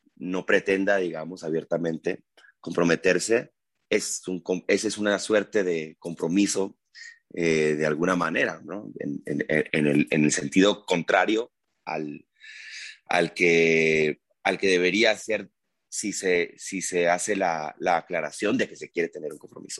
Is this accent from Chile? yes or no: no; Culiacán, Sinaloa, Mexico; moved away as an adult; also born or lived in Mexico City; Cuando llegué en el 2001, siendo de Culiacán, que es además como Sinaloa